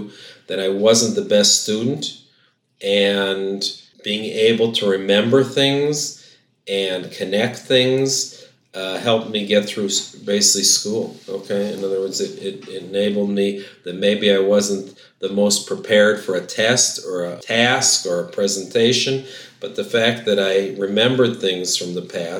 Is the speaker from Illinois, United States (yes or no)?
yes; Chicago, Illinois, United States; now in Jerusalem, Israel; I grew up in Chicago, and I'm very sort of proud that I grew up on the south side of Chicago